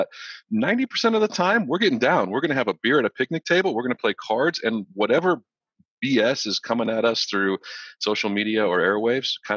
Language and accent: English; Florida, United States; also born or lived in Lompoc, California; So we moved from Southern Cal to Florida so that he could continue working on the space shuttle program. And I grew up kind of ish here, came of age here